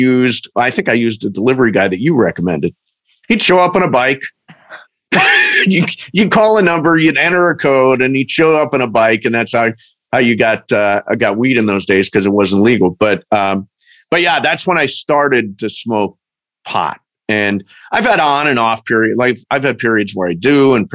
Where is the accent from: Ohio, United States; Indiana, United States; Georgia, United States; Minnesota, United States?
Ohio, United States; moved away as an adult; now in Los Angeles, United States; I'm from Ohio. I've lived in California for 20 years